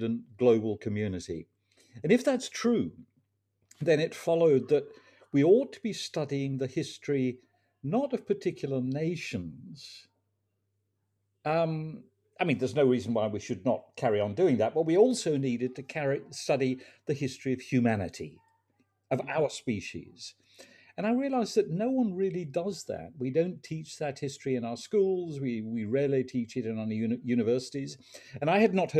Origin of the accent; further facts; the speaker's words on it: England, United Kingdom; As a teenager growing up in England